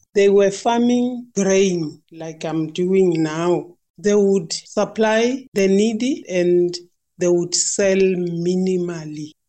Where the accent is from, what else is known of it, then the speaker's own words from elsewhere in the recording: Limpopo, South Africa; also born or lived in Republic of Ireland; now in Pretoria, South Africa; I'm originally from Limpopo, little village called Jane Fes